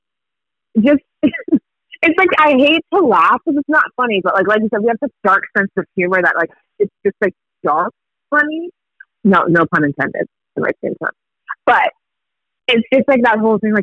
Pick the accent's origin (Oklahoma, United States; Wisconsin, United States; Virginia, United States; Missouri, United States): Virginia, United States; suburbs of Northern; first language Swahili; English is a second language; also born or lived in Kenya; I grew up in the DMV area, DC, Maryland, Virginia. I always say DC just so I don't lose my Black card, even though I'm from the suburbs of Northern Virginia